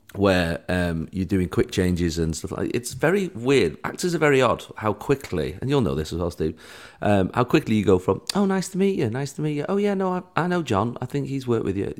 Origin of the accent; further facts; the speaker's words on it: Manchester, North West England, United Kingdom; my hometown of Manchester.